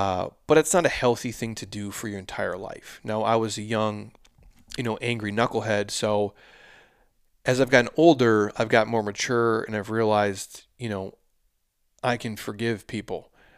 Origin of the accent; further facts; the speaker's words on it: United States; born there; but I was born here in the United States